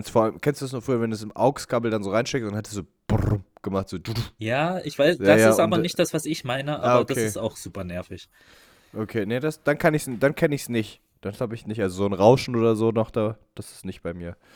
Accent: Bavaria, Germany; Ich bin Bayer. Wir haben keine Gesundheit. Wir haben nur Bier.

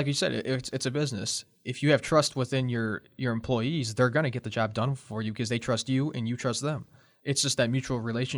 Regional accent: Cleveland, Ohio, United States; I'm from Cleveland

